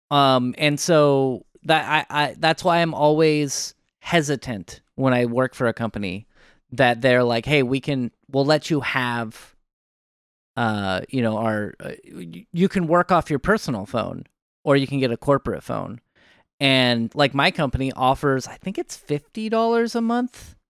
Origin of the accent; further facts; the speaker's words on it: Oregon, United States; I'm from Oregon